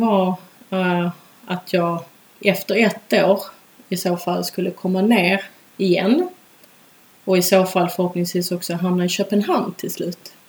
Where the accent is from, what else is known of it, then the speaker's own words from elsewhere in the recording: Malmö, Skåne, Sweden; moved away as an adult; also born or lived in Ireland / Stockholm; jag är ju uppvuxen i Malmö